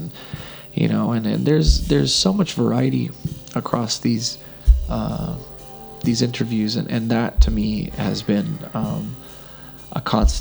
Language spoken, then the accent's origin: English; Texas, United States; moved away as an adult; also born or lived in Midwest; now in Vancouver, Canada; I was born in Texas and mostly raised along the border and in the hill country